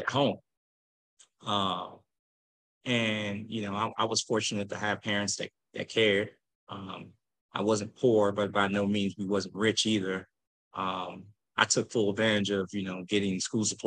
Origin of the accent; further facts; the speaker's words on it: St. Louis, Missouri, United States; also born or lived in Normandy, Missouri; Originally from Normandy, Missouri, grew up in the county, then moved to North St. Louis, then went to school in the city